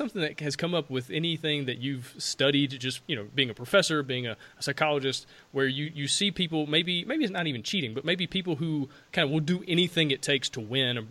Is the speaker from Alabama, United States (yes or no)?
yes; Alabama, United States; I'm from Alabama